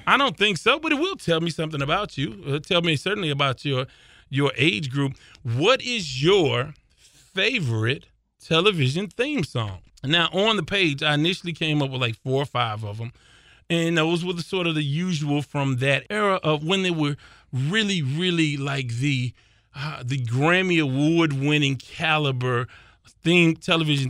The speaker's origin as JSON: {"language": "English", "area": "South Park", "region": "Texas", "country": "United States", "tie": "born or raised there", "said": "I grew up in South Park"}